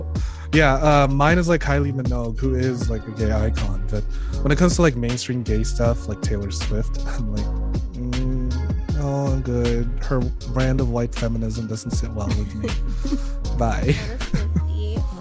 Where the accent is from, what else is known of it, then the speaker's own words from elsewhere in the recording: Philippines; moved away; my home country, the Philippines